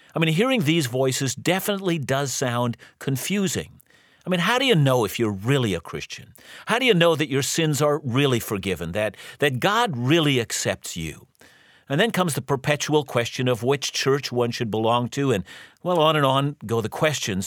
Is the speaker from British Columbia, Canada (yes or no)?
yes; Vancouver, British Columbia, Canada; I'm from Vancouver, and, and proudly so